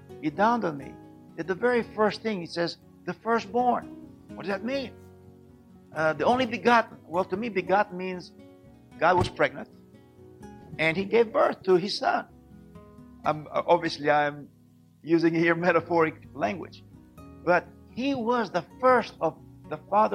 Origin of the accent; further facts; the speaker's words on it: Israel; born and raised in Israel